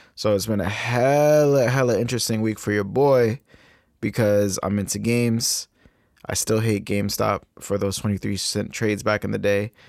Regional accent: Massachusetts, United States; also born or lived in Cape Verde (ancestry); my home state of Massachusetts

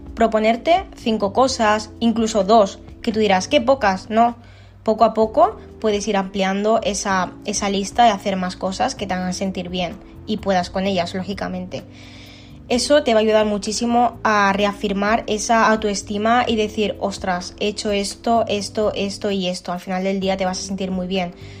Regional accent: Alicante, Valencian Community, Spain; tengo 25 años y soy de Alicante.

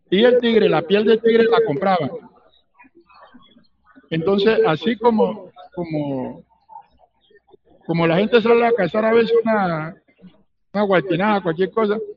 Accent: Santander, Colombia; born there; Yo tengo una mezcla, porque yo nací en Santander.

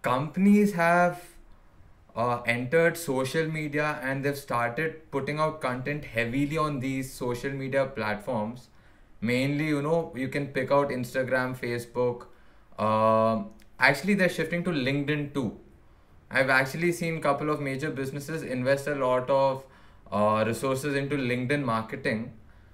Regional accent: Hyderabad, Telangana, India; See, basically right now what I saw was locally I'm from Hyderabad

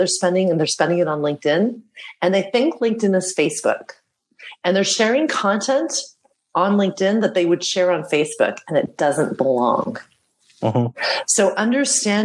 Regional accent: Canada; moved away as an adult; now in Amsterdam, Netherlands; I was born and raised in Canada

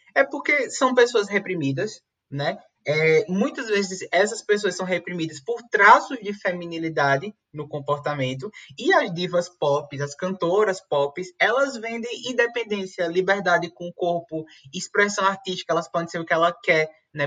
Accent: Caruaru, Pernambuco, Brazil; Eu nasci em Caruaru, que é uma cidade conhecida como a capital do forró

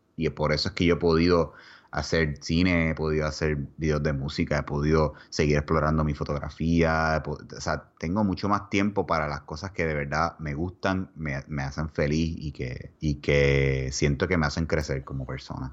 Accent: Puerto Rico; moved away as an adult; now in Texas, United States; en dos semanas nosotros nos fuimos de Puerto Rico.

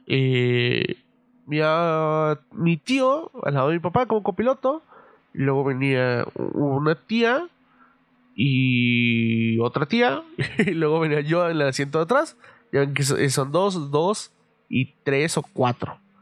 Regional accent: Mexico City, Mexico; moved away; algo con lo que crecí en la Ciudad de México

